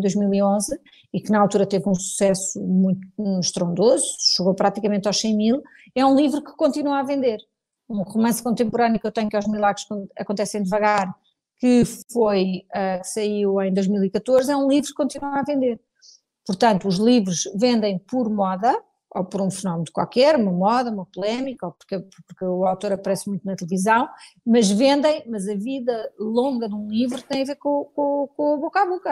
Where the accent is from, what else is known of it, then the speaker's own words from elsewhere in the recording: Portugal; sou muito portuguesa, gosto muito de Portugal, devo tudo ao meu país